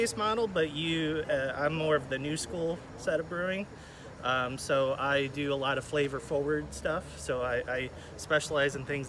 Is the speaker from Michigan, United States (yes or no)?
yes; Niles, Michigan, United States; I'm born and raised in Niles, and being here for 35 years